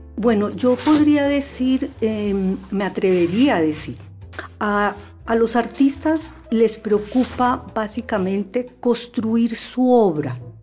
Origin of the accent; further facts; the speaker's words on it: Bogotá, Colombia; la ciudad de Bogotá, que es mi terruño